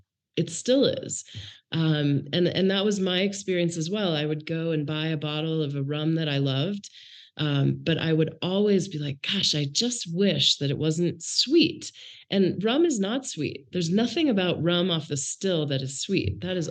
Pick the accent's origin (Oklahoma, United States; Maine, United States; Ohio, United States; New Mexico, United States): Maine, United States; So really, I grew up in Maine. My dad worked for the Bank of Maine and moved. We moved 11 times while I was growing up. So I can't really tell you a town.